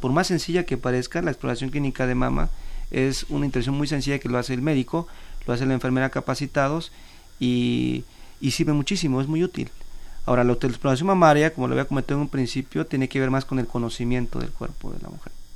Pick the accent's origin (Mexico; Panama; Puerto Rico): Mexico